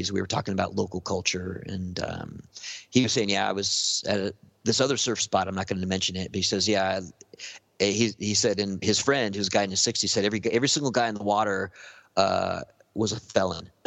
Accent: Venice, California, United States; I stay away from Venice, and I grew up in Venice.

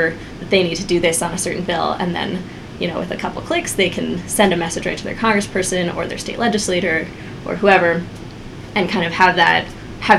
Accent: Washington, United States; now in Colorado, United States; Washington is my home state.

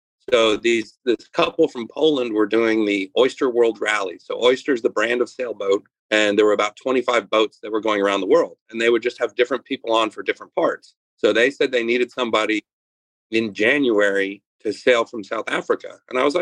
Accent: Northern Ontario, Canada; moved away as an adult; also born or lived in New York; now in Louisiana, United States; I grew up in Canada, way up in Northern Ontario, and my parents owned a truck stop.

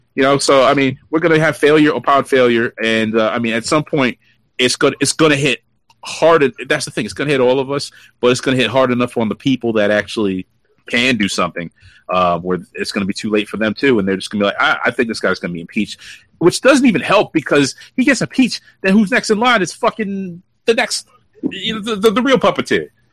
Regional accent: New York City, New York, United States; I am a New Yorker, native born, raised, bred, uh, bled. I don't know if I've ever bled New York, but I, am from Brooklyn.

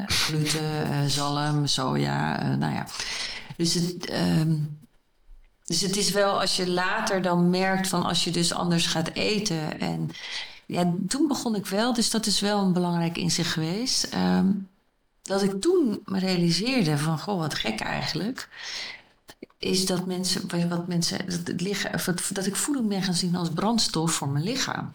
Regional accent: Groningen, Netherlands; waar ik vandaan kom uit een familie in Groningen

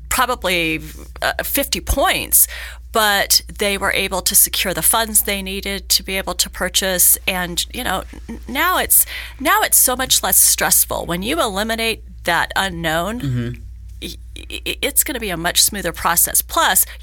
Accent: Hawthorne, Nevada, United States; now in Reno, United States; I'm born and raised in Northern Nevada. I grew up in Hawthorne, so I know rural Nevada very mm. well. I've lived in Reno for over 30 years

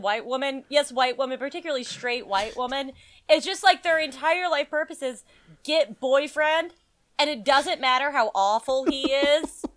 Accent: New Mexico, United States; moved away; also born or lived in Las Vegas, New Mexico / Denver; I grew up in New Mexico

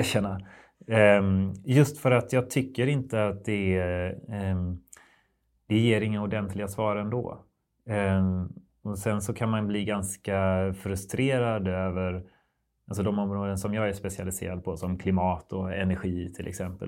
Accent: West Sweden, Sweden; i Västsverige där jag växte upp.

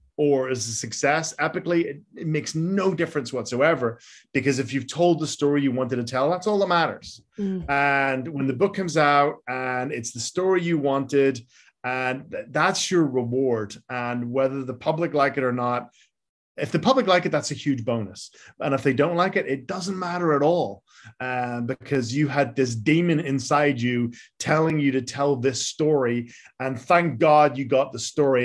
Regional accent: Belfast, Northern Ireland, United Kingdom; moved away; I'm from Belfast.

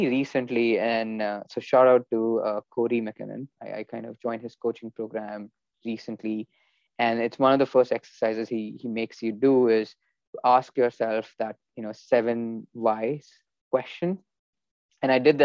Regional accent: India; moved away; growing up in India, you know, we had a good childhood

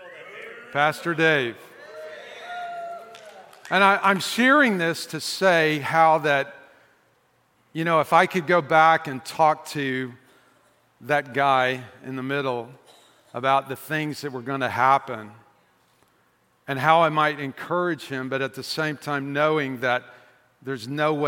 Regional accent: the South, United States; I'm from the South

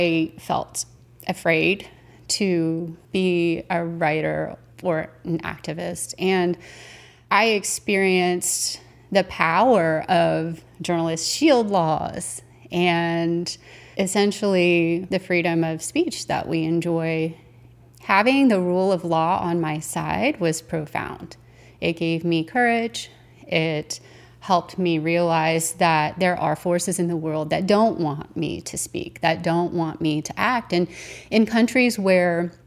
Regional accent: United States; as an American

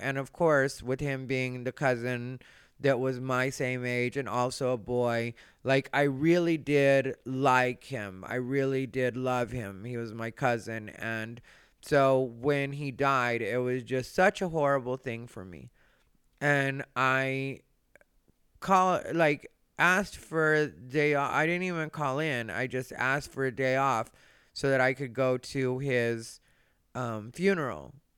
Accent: Arizona, United States; I grew up in Arizona, which is or was a racist place

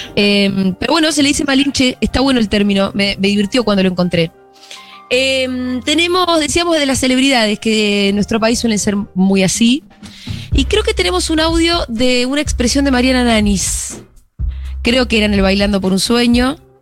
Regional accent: Argentina; somos argentinos, acá decimos

